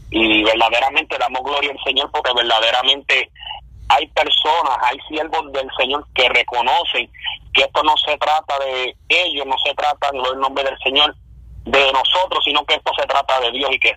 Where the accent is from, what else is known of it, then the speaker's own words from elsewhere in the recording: central Puerto Rico, Puerto Rico; now in United States; somos de Puerto Rico, este, somos del centro del corazón de la isla, habituado Puerto Rico.